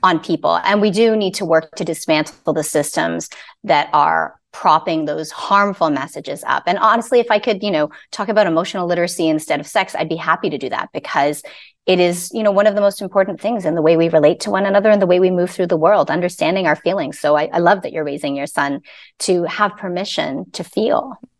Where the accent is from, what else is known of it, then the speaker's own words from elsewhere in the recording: Canada; I'm Canadian. I'm not American